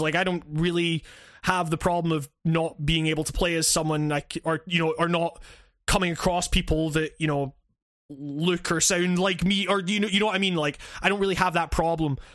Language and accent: English; Scotland, United Kingdom; as a Scottish dude